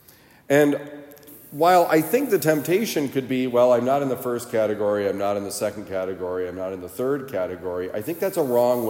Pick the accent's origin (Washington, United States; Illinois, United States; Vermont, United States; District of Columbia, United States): Vermont, United States; I grew up in Vermont